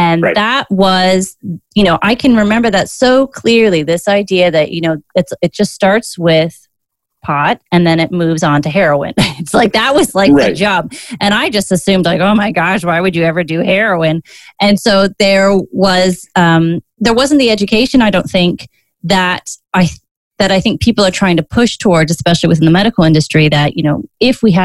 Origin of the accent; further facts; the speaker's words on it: Virginia, United States; Virginia, your home state